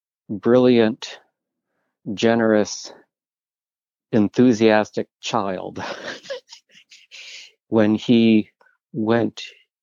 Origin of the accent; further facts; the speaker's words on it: Kalamazoo, Michigan, United States; now in Boston, United States; I grew up in Kalamazoo, Michigan, and went to Kalamazoo College